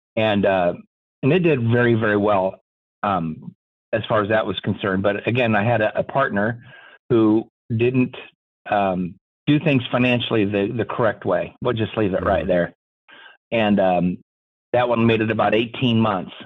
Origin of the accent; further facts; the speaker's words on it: Des Moines, Iowa, United States; I grew up here in Des Moines